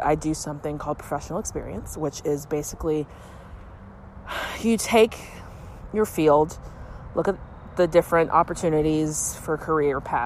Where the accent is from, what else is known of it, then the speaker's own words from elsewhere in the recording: Shreveport, Louisiana, United States; moved away as an adult; now in St. Louis, United States; I'm originally from Louisiana, from Shreveport, third largest city